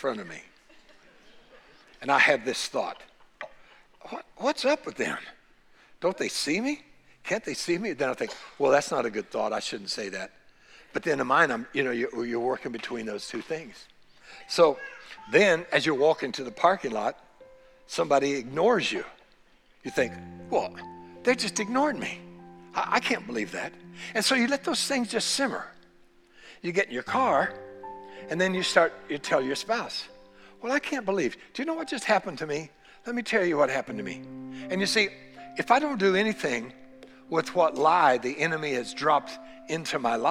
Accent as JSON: {"language": "English", "country": "United States", "tie": "born or raised there", "said": "born here in the United States of America"}